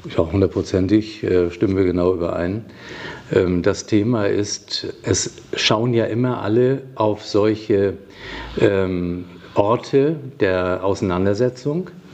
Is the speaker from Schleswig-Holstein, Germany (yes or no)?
yes; Flensburg, Schleswig-Holstein, Germany; moved away as an adult; also born or lived in Kiel; now in Essen, Germany; 1958 geboren in Flensburg, ein richtiges Nordlicht